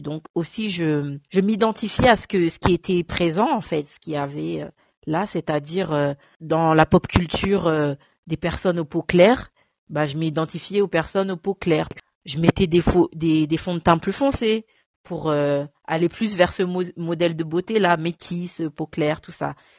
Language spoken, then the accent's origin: French; France; also born or lived in Cameroon; je suis née au Cameroun et je suis arrivée en France à l'âge de 5 ans